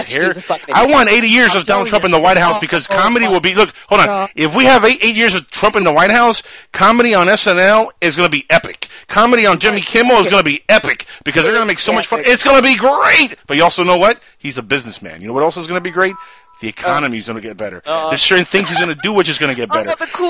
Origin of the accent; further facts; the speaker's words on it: Cuba; moved away; I know because I come from a communist country. I'm from Cuba.